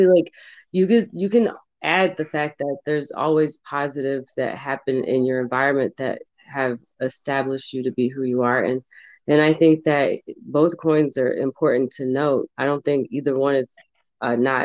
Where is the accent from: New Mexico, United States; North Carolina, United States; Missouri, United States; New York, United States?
Missouri, United States; St. Louis; we both are from St. Louis, Missouri